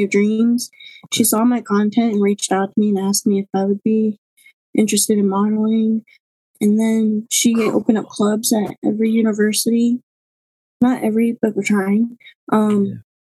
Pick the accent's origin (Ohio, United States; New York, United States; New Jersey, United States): Ohio, United States; Mineral Ridge; it's a small little area in northern Ohio called Mineral Ridge. It literally is just basically a street is my town